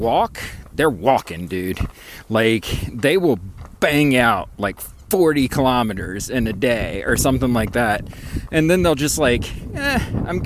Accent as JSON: {"language": "English", "country": "United States", "said": "I'm American"}